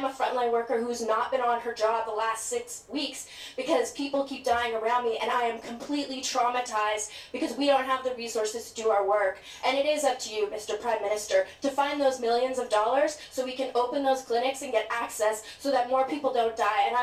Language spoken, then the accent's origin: English; England, United Kingdom; born there; also born or lived in Scotland / Vancouver / Edmonton / Yukon; No, I was born in England actually.